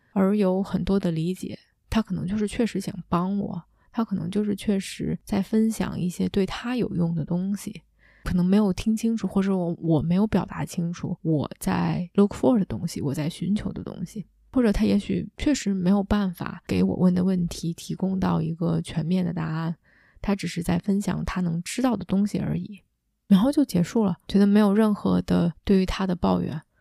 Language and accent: Chinese; China; 我依然是一个母语非英语的亚洲的中国的女生，依然在 coach 群体里面是相对年轻的